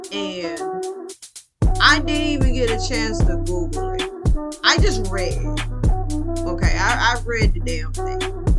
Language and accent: English; Mississippi, United States; I am from Mississippi. For those that are curious to know, just know that it is the home of Kermit the Frog.